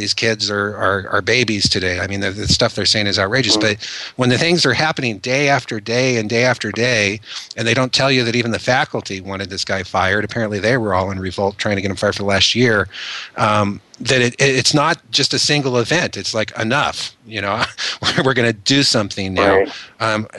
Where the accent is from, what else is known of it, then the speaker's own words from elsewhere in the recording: Orange County, California, United States; now in Las Vegas, United States; I grew up in Orange County in California and came from, money